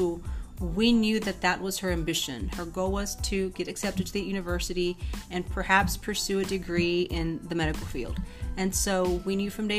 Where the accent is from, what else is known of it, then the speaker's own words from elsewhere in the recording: Mexico; moved away; also born or lived in Washington State; my parents don't speak any English because we are from Mexico